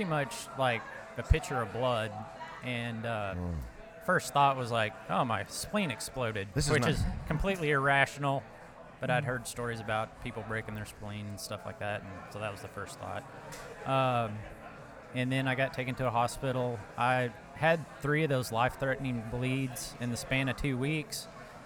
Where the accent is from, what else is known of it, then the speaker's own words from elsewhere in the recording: Ada, Oklahoma, United States; I'm from Ada, Oklahoma